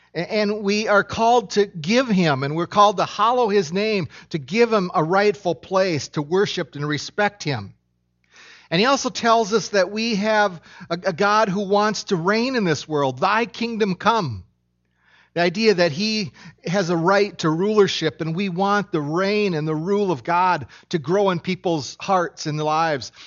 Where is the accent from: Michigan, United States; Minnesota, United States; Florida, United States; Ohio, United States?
Minnesota, United States; I was born in Minnesota